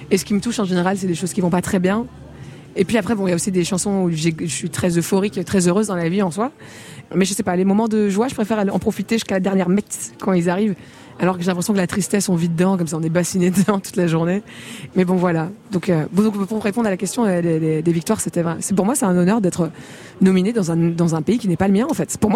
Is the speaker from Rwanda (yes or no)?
yes; Rwanda; also born or lived in DR Congo; Je suis rwandaise congolaise.